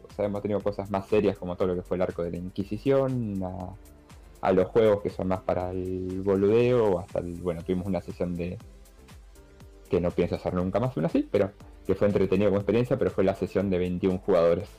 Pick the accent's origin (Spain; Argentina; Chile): Argentina; nosotros como argentinos